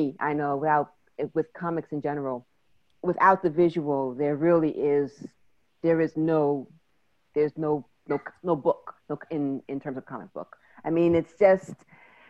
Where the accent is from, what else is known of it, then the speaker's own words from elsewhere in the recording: Brooklyn, New York, United States; I'm from born and raised in Brooklyn, but I have Caribbean roots in Trinidad and Grenada